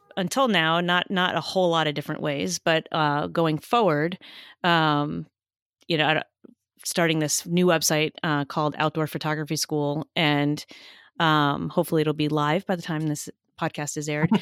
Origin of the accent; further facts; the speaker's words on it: New Jersey, United States; I grew up in New Jersey, so it doesn't sound like I did